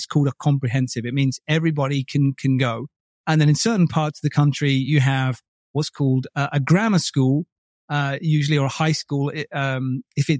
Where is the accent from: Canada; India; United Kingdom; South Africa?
United Kingdom; Buckinghamshire, South East England; born or raised there; also born or lived in Bromley, Kent